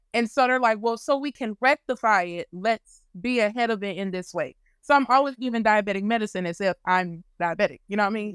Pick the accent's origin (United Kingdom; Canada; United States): United States; Louisiana; I'm from Louisiana